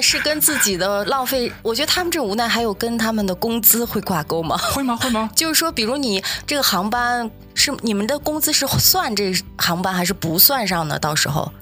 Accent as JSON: {"language": "Chinese", "country": "China", "tie": "born or raised there", "moved": "yes", "said": "我们小时候在中国的时候"}